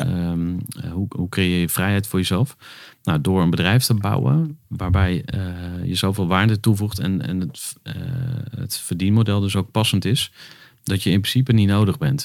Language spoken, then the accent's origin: Dutch; Twente, Overijssel, Netherlands; Ik ben geboren in Twente